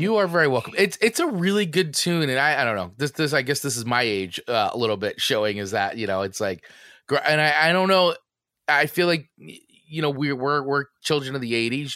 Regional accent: New Jersey, United States; growing up in New Jersey

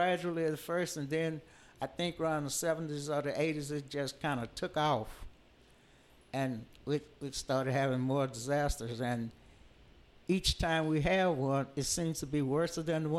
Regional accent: Houston, Texas, United States; grew up in Cashmere Gardens

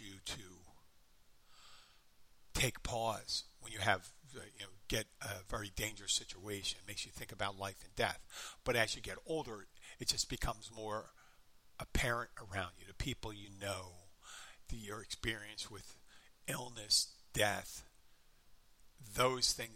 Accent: Philadelphia, Pennsylvania, United States; I was going to college in my hometown and I lived in the far northeastern corner of the city, my home was, but I lived on campus

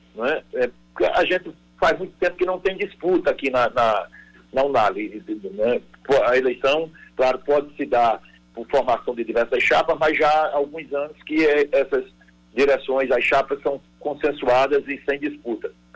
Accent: Campina Grande, Paraíba, Brazil; now in João Pessoa, Brazil; eu sou filho de Campina Grande natural. Nasci em Campina Grande com muito orgulho

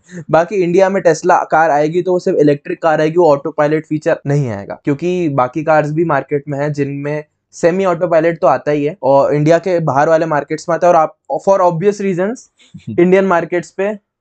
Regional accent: Indore, Madhya Pradesh, India; इंदौर में हमारा home town Indore में

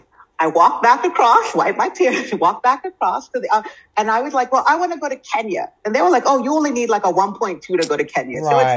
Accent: New York City, New York, United States; I'm from Brooklyn

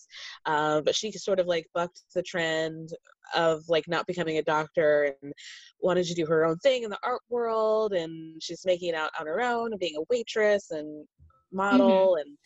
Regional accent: Georgia, United States; I'm from Georgia too

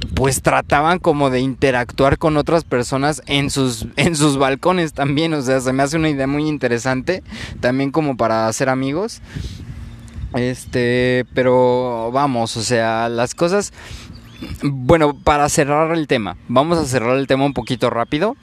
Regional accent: Mexico

